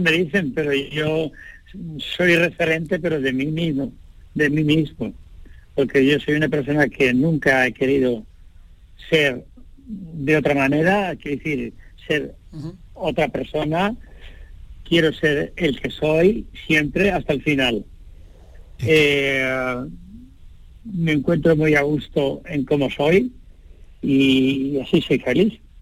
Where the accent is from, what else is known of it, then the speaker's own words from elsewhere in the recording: Linares, Andalusia, Spain; moved away; Yo soy andaluz, nací andaluz